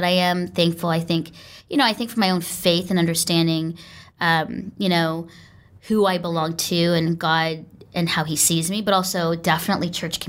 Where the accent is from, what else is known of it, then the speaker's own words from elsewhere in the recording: Canada; I never wanted to learn Tagalog at all. I'm like, I'm Canadian, I'm just English.